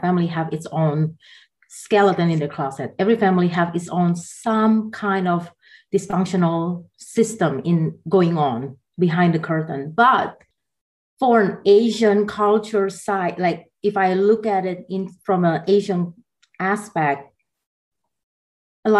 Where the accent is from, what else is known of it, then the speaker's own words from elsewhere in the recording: Jakarta, Indonesia; moved away as an adult; also born or lived in Taiwan / Atlanta, Georgia; now in United States; I grew up in Jakarta